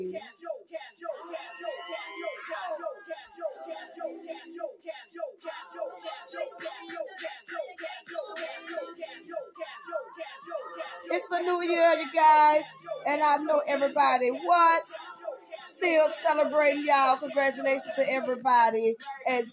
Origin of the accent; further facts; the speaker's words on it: New Orleans, Louisiana, United States; now in Hattiesburg, United States; New Orleans, my hometown.